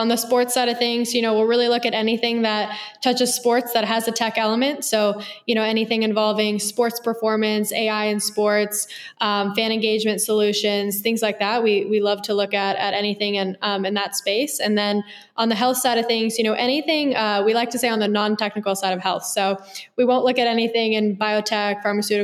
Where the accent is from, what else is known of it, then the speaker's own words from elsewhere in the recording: Bay Area, California, United States; I grew up in the Bay Area in California